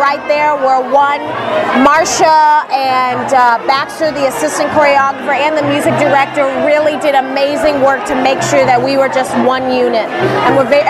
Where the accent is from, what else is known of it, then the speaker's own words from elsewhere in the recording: Tokyo, Japan; moved away; also born or lived in London; I was born in London and raised in Tokyo